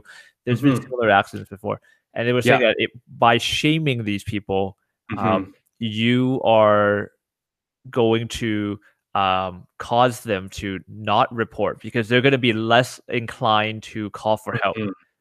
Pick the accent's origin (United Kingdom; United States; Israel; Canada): Canada; North Vancouver, British Columbia; I grew up in North Shore, in North Vancouver.